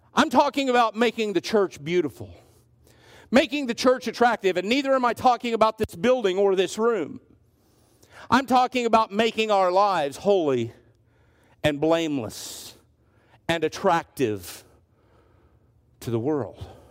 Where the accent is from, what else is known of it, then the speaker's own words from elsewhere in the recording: Southwest Kansas, United States; I'm from Southwest Kansas.